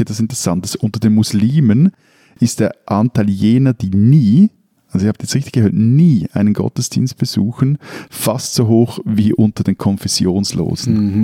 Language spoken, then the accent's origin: German; Switzerland; bei uns in der Schweiz